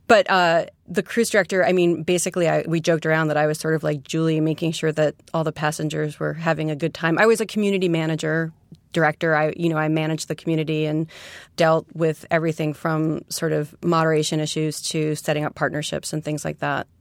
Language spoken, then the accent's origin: English; New York City, New York, United States; also born or lived in West Coast; I'm a native New Yorker from Queens. I grew up in Forest Hills